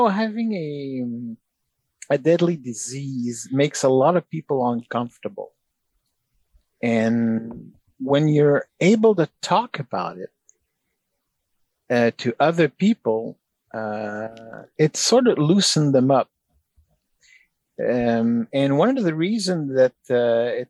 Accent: Canada; as a Canadian

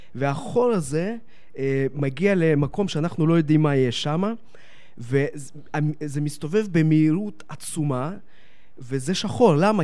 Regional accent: Netanya, Central District, Israel; also born or lived in Donetsk, Ukraine (Soviet Union); הגעתי לארץ

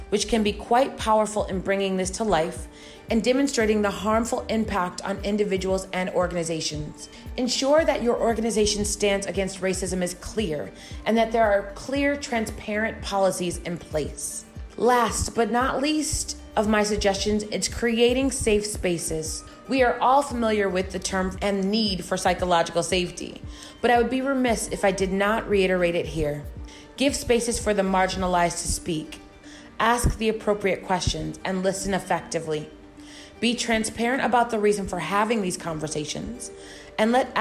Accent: United States; now in Asia; in my home country of the United States

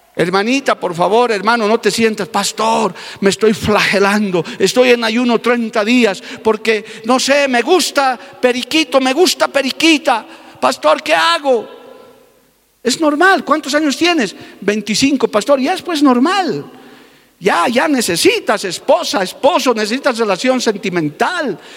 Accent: Bolivia; Porque yo sé que en mi país hay gente que ama la obra misionera

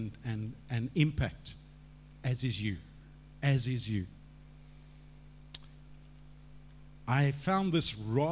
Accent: Cape Town, Western Cape, South Africa; moved away as an adult; I grew up in Cape Town.

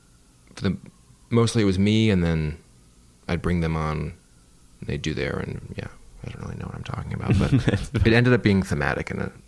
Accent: Midwest, United States; And growing up in the Middle West, it was whatever.

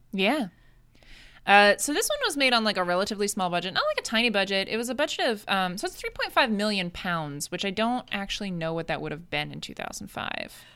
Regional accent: United States; I'm American.

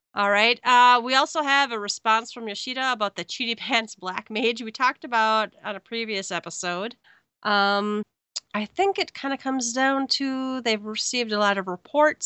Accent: Minnesota, United States; I'm from Minnesota

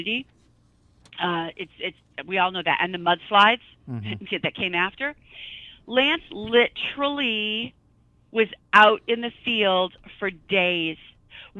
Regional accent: Midwest, United States; I'm from the Midwest

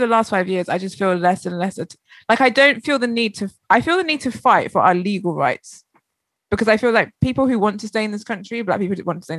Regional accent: London, United Kingdom; I'm from London.

